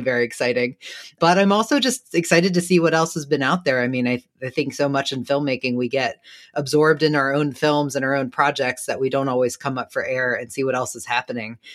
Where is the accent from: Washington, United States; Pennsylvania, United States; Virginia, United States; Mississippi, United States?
Virginia, United States; Danville; I grew up in a small southern town of Danville, Virginia.